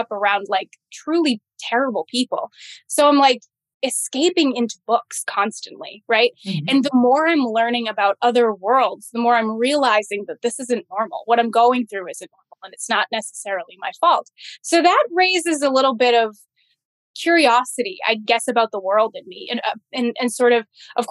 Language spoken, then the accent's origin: English; Massachusetts, United States; I grew up in the Massachusetts foster care system